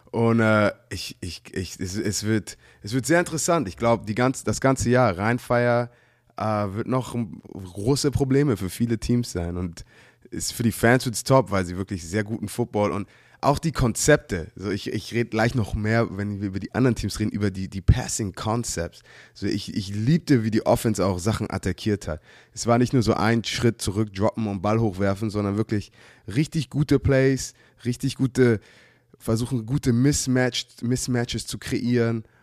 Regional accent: Hamburg, Germany; wir sind Hamburger halt.

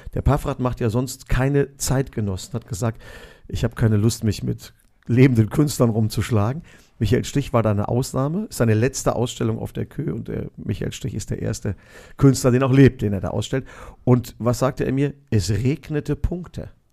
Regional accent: Neuss, North Rhine-Westphalia, Germany; moved away as an adult; also born or lived in Düsseldorf / Cologne; bin ich in Neuss groß geworden

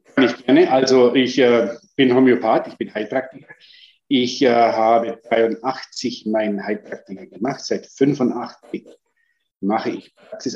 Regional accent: Germany; bei uns in Deutschland

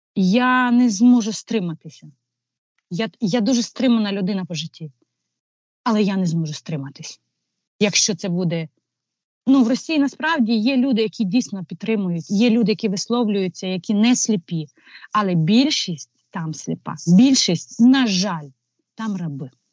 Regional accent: Ukraine; also born or lived in Kyiv suburbs; ми українці

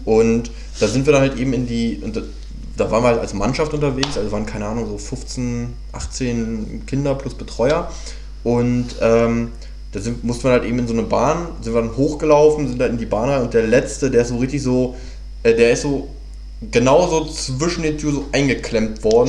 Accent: Hanover, Lower Saxony, Germany; moved away as an adult; ich war am Wochenende in der, äh, in der Heimat, also ich komme ursprünglich aus Hannover

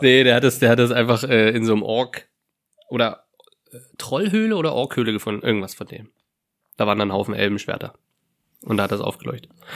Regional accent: Lusatia, Germany; in meiner Heimat, tatsächlich, in meinem Dorf

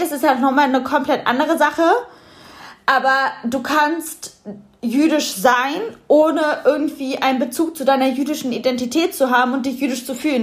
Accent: Germany; ich bin in Deutschland geboren

